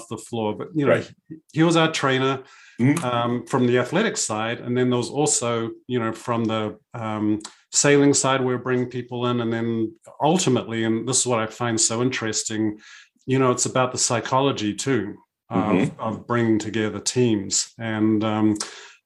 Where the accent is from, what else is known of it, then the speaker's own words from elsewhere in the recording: New Zealand; I grew up in New Zealand, sailing with my parents and my family.